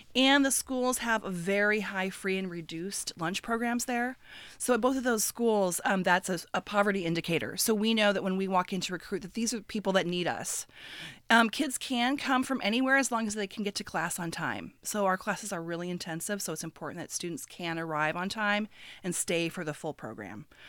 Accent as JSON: {"language": "English", "region": "Midwest", "country": "United States", "tie": "born or raised there", "also_born_or_lived": "West Coast", "moved": "yes", "said": "I grew up in the Midwest, and I moved to the West Coast many years ago"}